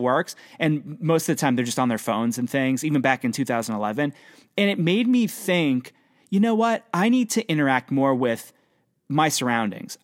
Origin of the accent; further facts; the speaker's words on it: Pennsylvania, United States; I'm from Pennsylvania